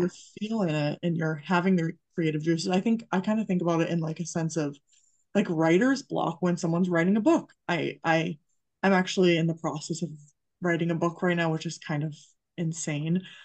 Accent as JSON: {"language": "English", "region": "Massachusetts", "country": "United States", "tie": "born or raised there", "said": "I grew up in Massachusetts"}